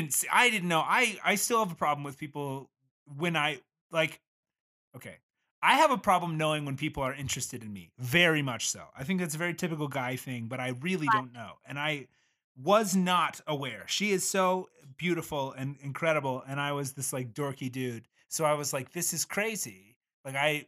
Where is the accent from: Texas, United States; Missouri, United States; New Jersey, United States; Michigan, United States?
Texas, United States; moved away; I'm originally from Texas, but when I was in high school in Texas